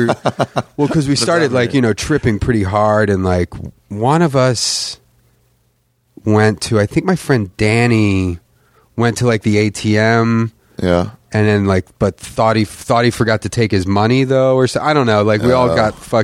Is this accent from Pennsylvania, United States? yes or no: yes; Philadelphia, Pennsylvania, United States; growing up in Philadelphia